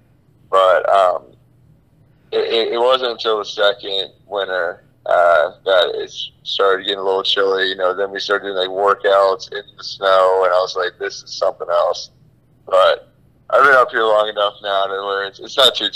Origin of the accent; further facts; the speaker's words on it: Florida, United States; moved away as an adult; also born or lived in Massachusetts; I am from Florida